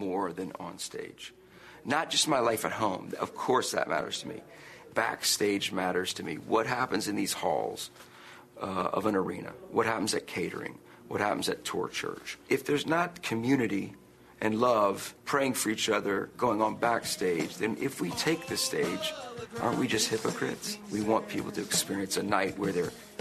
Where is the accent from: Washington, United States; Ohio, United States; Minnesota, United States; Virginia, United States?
Virginia, United States; Fairfax; my hometown that I grew up in, came to shows here